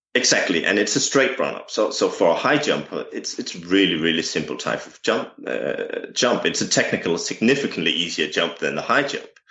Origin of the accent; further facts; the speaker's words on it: Denmark; English is a second language; as my accent has probably already revealed, um, English is not my native tongue. Uh, I'm a Danish coach.